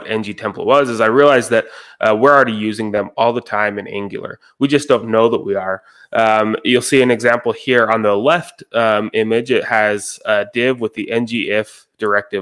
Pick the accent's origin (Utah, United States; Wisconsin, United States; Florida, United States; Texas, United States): Utah, United States; Roy; I'm from Roy, Utah. It's about a half hour north of Salt Lake City, Utah.